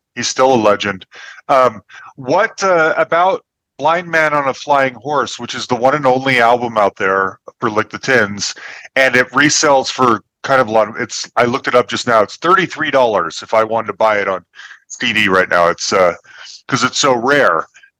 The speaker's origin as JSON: {"language": "English", "town": "Salt Lake City", "region": "Utah", "country": "United States", "tie": "born or raised there", "moved": "yes", "lives_now": "Denver, United States", "said": "I am in Denver, Colorado. I grew up in Salt Lake City, Utah, and that's where my parents still lived in Utah."}